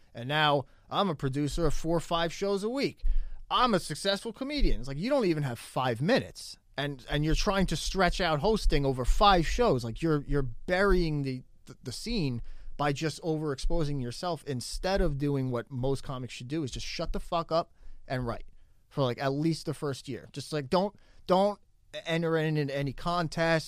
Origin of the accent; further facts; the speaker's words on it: New Jersey, United States; I'm from New Jersey